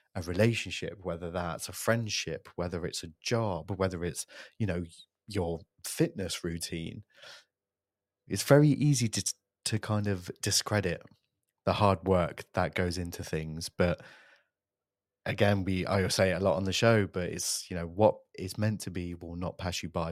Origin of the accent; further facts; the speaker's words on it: Coventry, West Midlands, United Kingdom; a purpose-built podcast studio in my hometown of Coventry